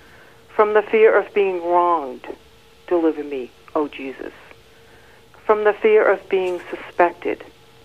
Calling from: Worcester, Massachusetts, United States; Worcester, Massachusetts.

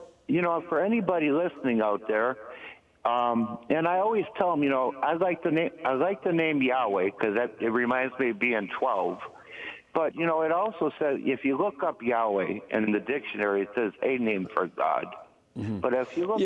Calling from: Milwaukee, Wisconsin, United States; I'm calling from Milwaukee

